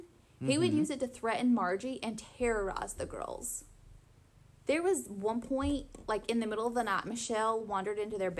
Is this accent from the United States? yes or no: yes; the South, United States; growing up in the South